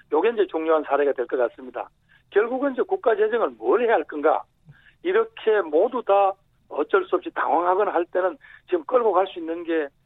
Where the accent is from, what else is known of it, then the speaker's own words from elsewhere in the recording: South Korea; moved away; 저도 따지면 토종인데 잠시 좀 바깥 동네 나가서 조금 살다가 왔다.